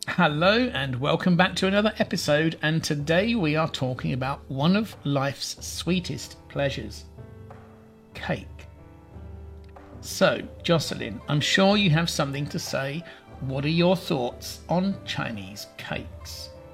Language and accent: English; England, United Kingdom; I'm English